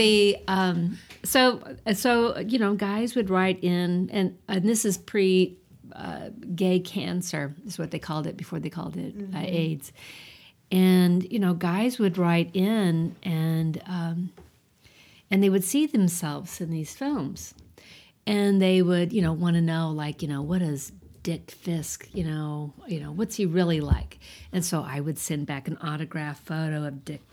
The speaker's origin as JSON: {"language": "English", "region": "Iowa", "country": "United States", "tie": "born or raised there", "moved": "yes", "said": "When I grew up in Iowa, and I went to Adams Elementary"}